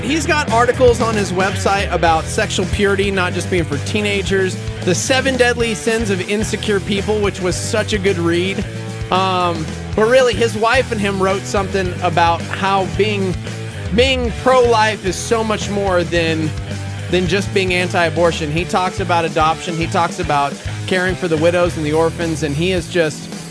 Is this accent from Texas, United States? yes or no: yes; Lubbock, Texas, United States; I'm from Lubbock Texas